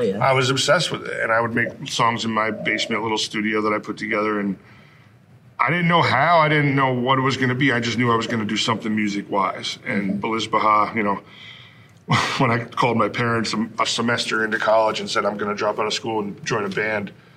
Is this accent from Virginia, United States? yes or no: no; Bristol, Vermont, United States; me growing up in Vermont